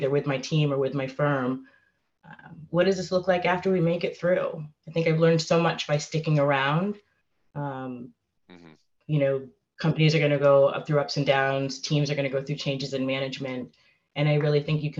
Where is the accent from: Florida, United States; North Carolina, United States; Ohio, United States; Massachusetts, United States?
Massachusetts, United States; Framingham; my hometown of Framingham, Massachusetts